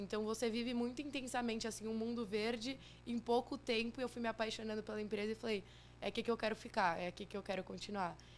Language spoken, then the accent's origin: Portuguese; São Paulo, Brazil; Sou de São Paulo, morei aqui minha vida toda